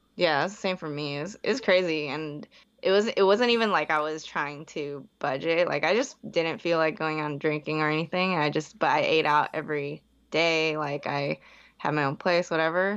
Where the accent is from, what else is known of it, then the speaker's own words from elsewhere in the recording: Bay Area, California, United States; also born or lived in Hong Kong; I was born in Hong Kong, moved when I was, like, two, but, like, besides that, I was, like, in the Bay Area for, like, twenty, twenty-something years